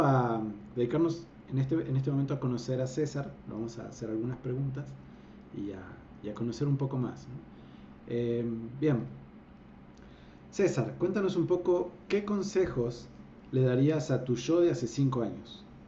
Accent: Argentina; moved away as an adult; also born or lived in Colima, Mexico; now in Guadalajara, Mexico; soy un argentino que este, pues, se vino, mudó a México hace ya casi más de 10 años

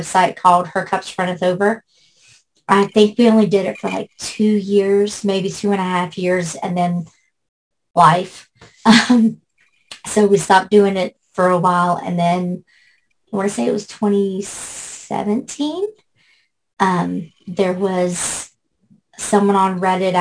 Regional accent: West Virginia, United States; born or raised there; also born or lived in Shreveport, Louisiana

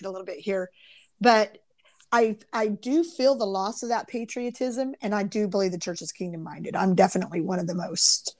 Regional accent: Kansas, United States; growing up in Midwest little Kansas, you know, where it's just your little community

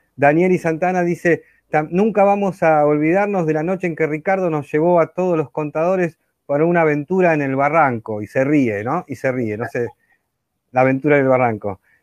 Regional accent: Argentina; como decimos acá en Argentina

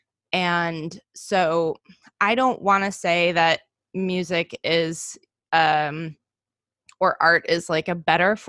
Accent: United States; I am Estonian American. My father is from Estonia. I'm from here

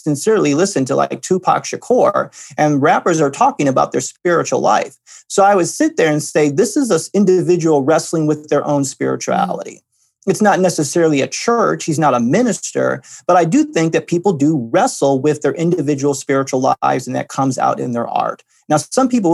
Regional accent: Midwest, United States; I grew up in the Midwest, and the Midwest is blue collar, working very hard

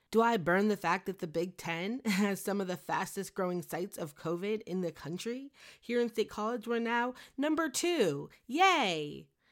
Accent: Beaumont, Texas, United States; I was born in Beaumont, Texas, about an hour west of Lake Charles

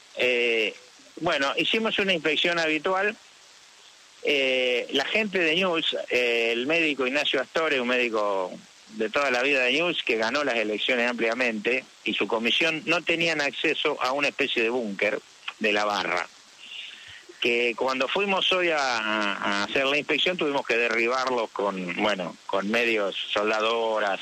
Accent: Santa Fe, Argentina; yo soy del interior, soy de Nuevo sí. ¿no? De una ciudad que tiene 100.000 habitantes

